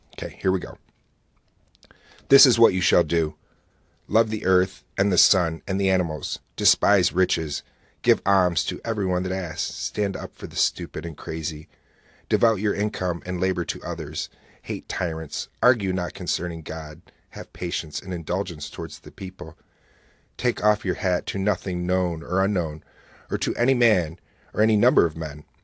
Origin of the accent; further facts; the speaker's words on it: Oswego, New York, United States; the weather is here in my hometown